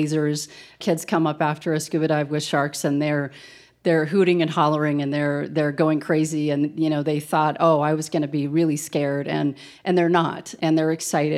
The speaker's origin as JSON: {"language": "English", "region": "Colorado", "country": "United States", "tie": "born or raised there", "said": "I grew up here in Colorado"}